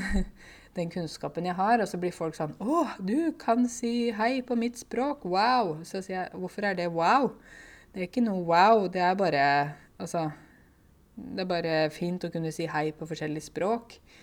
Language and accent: Norwegian; Norway; jeg er jo en nordmann. Og jeg har vokst opp her, og jeg har norske foreldre